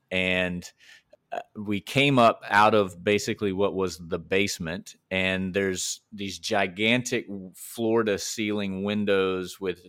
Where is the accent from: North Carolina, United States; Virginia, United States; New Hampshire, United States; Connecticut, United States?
North Carolina, United States; Rocky Mount; also born or lived in Morehead City; Ellyn and I are both from Rocky Mount, North Carolina. Ellen's sort of from New Bern first, and I'm sort of from Moorhead City first. But we grew up, most of our growing up years were spent in Rocky Mount.